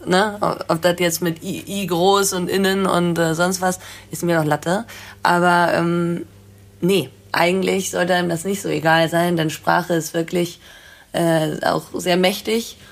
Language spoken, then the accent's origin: German; Bad Segeberg, Schleswig-Holstein, Germany; ich komme aus Bad Segeberg.